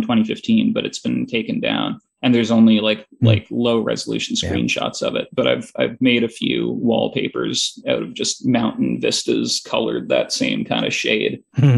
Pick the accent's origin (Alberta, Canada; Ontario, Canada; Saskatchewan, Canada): Ontario, Canada; Toronto; I'm from Toronto